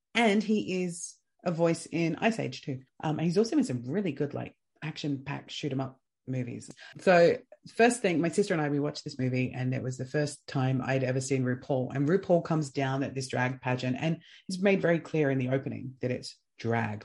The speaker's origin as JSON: {"language": "English", "country": "Australia", "said": "being Australian, being an Australian podcast"}